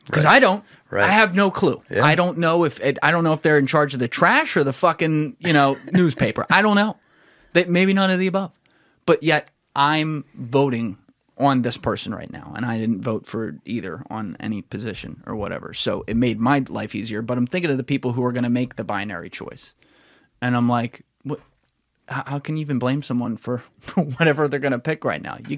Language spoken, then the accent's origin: English; the South, United States; accent: Southern; of my southern accent.